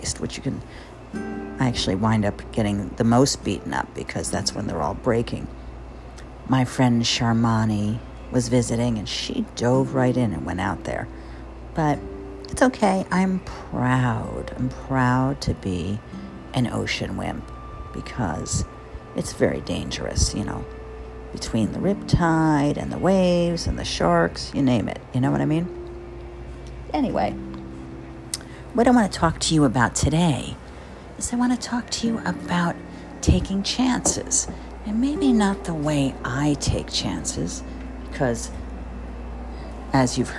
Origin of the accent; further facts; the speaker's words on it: Jersey Shore, New Jersey, United States; now in New York, United States; I grew up on the Jersey Shore